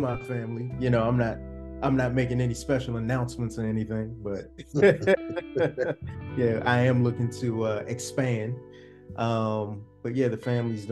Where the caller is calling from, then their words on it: Washington, District of Columbia, United States; I'm calling in from the Washington, D.C. area, the DMV area.